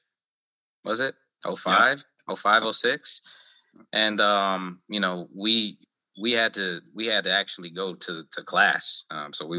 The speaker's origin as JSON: {"language": "English", "town": "Cleveland", "region": "Ohio", "country": "United States", "said": "I'm from Cleveland"}